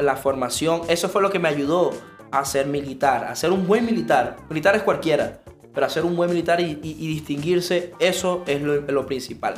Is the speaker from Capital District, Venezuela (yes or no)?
no; Maracaibo, Zulia, Venezuela; soy maracucho